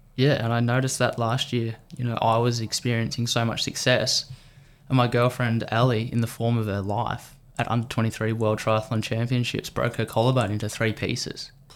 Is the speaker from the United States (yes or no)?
no; Victoria, Australia; as an Australian